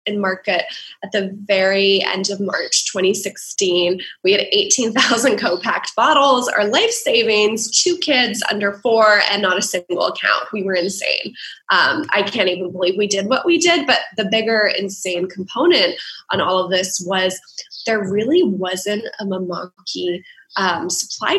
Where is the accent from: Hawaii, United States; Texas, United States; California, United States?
Hawaii, United States; Honolulu; moved away; also born or lived in Dubai; We launched out of my hometown, Honolulu, on Oahu.